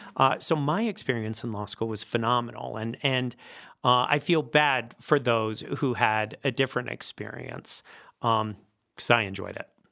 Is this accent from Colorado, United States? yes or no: yes; Northglenn, Colorado, United States; also born or lived in Philadelphia; I actually, uh, grew up here. I'm, I think I'm the only Denver native in the entire